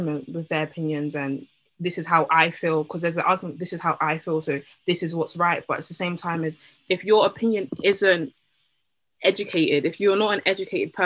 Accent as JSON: {"language": "English", "country": "Jamaica", "said": "me being Jamaican"}